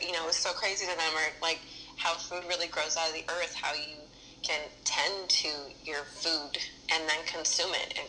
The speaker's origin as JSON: {"language": "English", "town": "Berkeley", "region": "California", "country": "United States", "tie": "born or raised there", "also_born_or_lived": "Oakland", "moved": "as an adult", "lives_now": "Los Angeles, United States", "said": "I grew up in Berkeley, and I grew up, you know, being in Oakland a lot"}